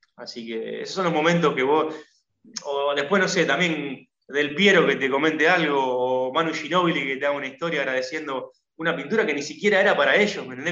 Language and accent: Spanish; Argentina; yo que soy argentino, que jugué al fútbol, que, que, me crié mirándolo